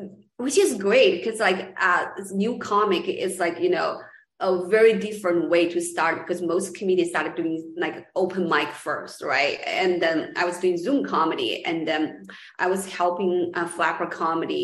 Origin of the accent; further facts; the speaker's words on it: Los Angeles, California, United States; also born or lived in China; I was born in China originally, and then moved to LA, and then LA is kind of like my hometown as well, like San Gabriel Valley